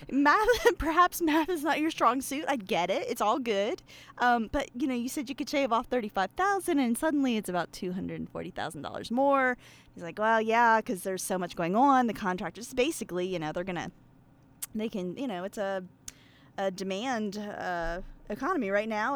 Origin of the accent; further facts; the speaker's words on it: Pennsylvania, United States; I'm from Pennsylvania, of course, uh, but I grew up around a bunch of, um, Amish men